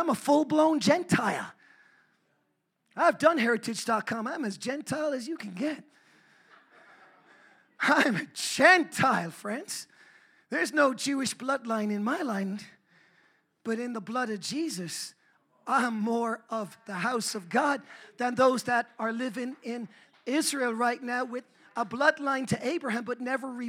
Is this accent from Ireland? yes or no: yes; Ireland; I'm an Irishman